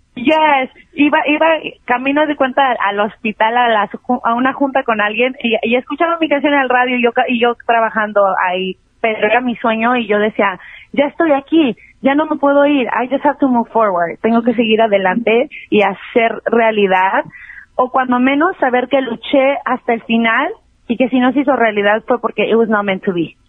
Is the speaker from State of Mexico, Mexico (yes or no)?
no; Mexico City, Mexico; also born or lived in New York; now in Los Angeles, United States; yo crecí en la Ciudad de México y muy chavita me vine para acá. Primero estuve en, Nueva York y ahora estoy aquí en Los Ángeles.